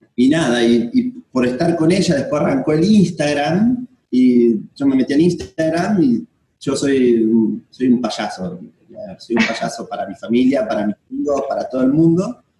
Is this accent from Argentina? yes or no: yes; Esperanza, Santa Fe, Argentina; moved away as an adult; now in Philippines; Yo soy, no soy de Buenos Aires, yo soy de una, de, de Esperanza, Santa Fe, que es una ciudad chiquitita.